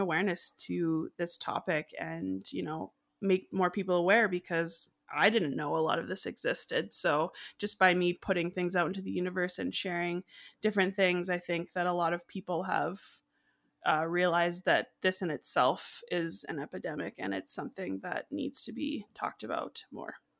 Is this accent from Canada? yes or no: yes; Canada; also born or lived in Calgary, Alberta; I'm from Canada